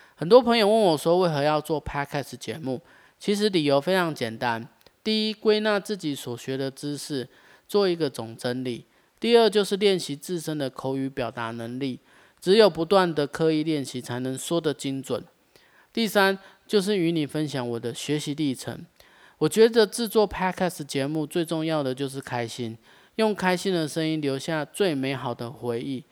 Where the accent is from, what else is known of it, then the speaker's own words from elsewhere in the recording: Taichung, Taiwan; 我来自台中水南，从事咖啡经营呢，已经好几年的时间，算一算应该有五年了吧